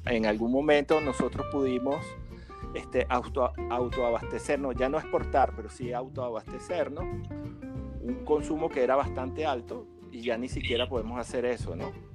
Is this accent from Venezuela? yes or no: yes; Venezuela; como nosotros estamos en el mundo del café y somos venezolanos